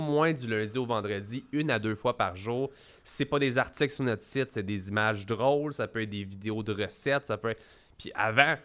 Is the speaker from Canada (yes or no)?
yes; Quebec, Canada; chez nous au Québec